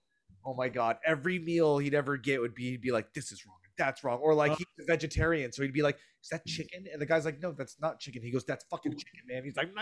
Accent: the South, United States; I'm from the South.

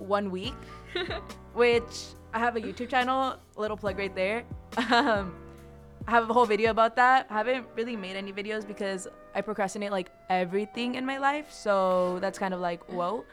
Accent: Desert Hot Springs, California, United States; moved away as an adult; now in Los Angeles, United States; I'm from Desert Hot Springs, but a lot of you guys probably don't know where that is. So Coachella Valley

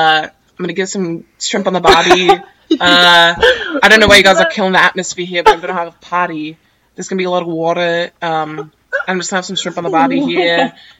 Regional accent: San Diego, California, United States; we live in San Diego

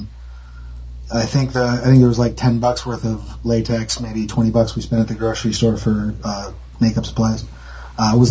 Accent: Northwoods of Wisconsin, United States; I grew up in the Northwoods of Wisconsin

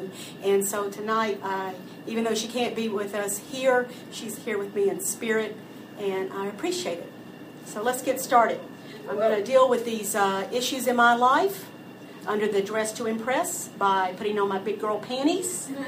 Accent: the South, United States; Growing up in the South, you learn there are many things that you do not refer to by their actual name, function, or purpose.

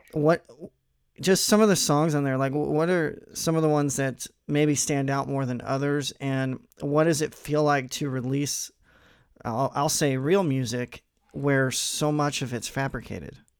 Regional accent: Missouri, United States; I'm I'm from Missouri

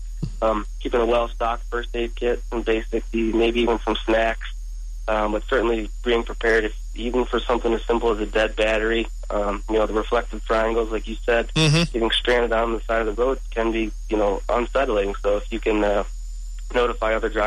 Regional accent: Buffalo, New York, United States; I'm a native from Buffalo, New York

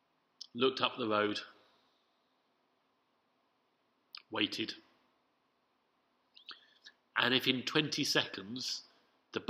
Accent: London, United Kingdom; as a Londoner

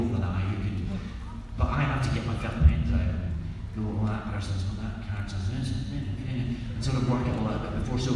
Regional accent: Scotland, United Kingdom; accent: Scottish; I'm Scottish and easily embarrassed.

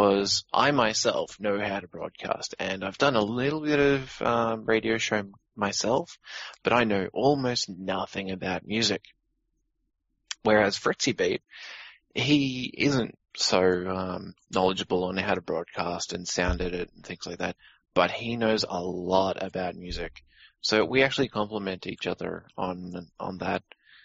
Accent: Australia; I'm Australian

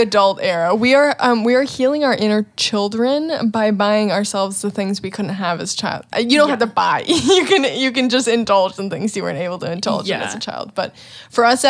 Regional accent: Wisconsin, United States; We are from Wisconsin

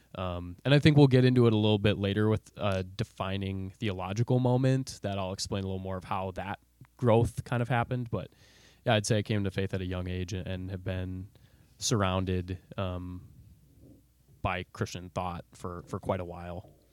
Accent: Bloomington, Minnesota, United States; I grew up, uh, in B-Town. I assume all our listeners know what that is. Um, Bloomington, Minnesota

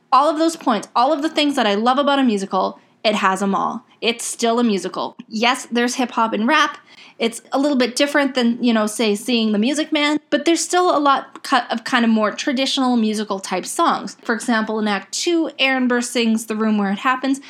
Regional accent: Canada; also born or lived in Edmonton / Dublin, Ireland; I'm not American, I'm Canadian

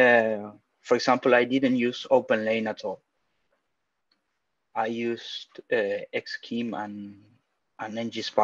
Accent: Argentina; I'm from Argentina.

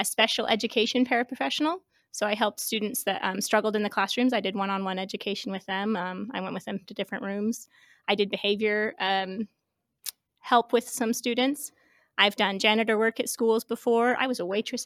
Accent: Kansas, United States; also born or lived in Oklahoma / Texas / Arkansas / West Virginia; now in Utah, United States; I was born and raised in Kansas

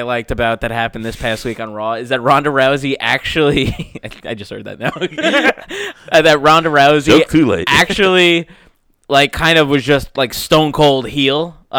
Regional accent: New York, United States; we're from New York

